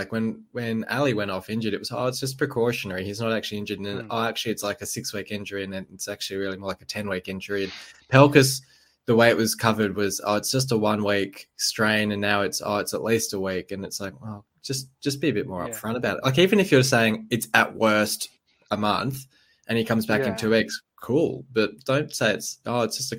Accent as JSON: {"language": "English", "region": "England", "country": "United Kingdom", "said": "And I'm still at the club and I'm English."}